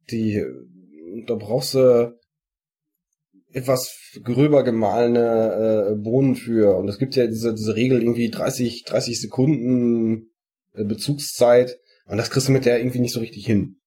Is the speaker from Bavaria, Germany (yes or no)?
no; Sauerland, North Rhine-Westphalia, Germany; wie man bei uns im Sauerland sagt